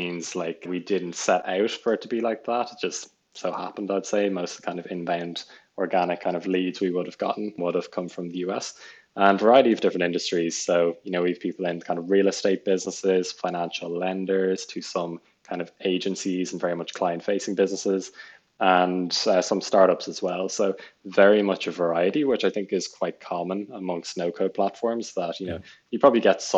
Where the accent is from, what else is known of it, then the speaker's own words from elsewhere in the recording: Dublin, Leinster, Ireland; moved away as an adult; also born or lived in United Kingdom; I'm from Dublin.